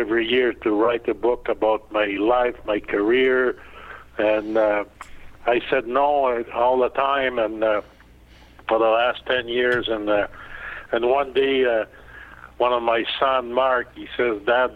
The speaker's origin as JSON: {"language": "English", "town": "Landrienne", "region": "Quebec", "country": "Canada", "tie": "born or raised there", "second_language": "English", "said": "I was born in 1946 in a small town called Landrienne"}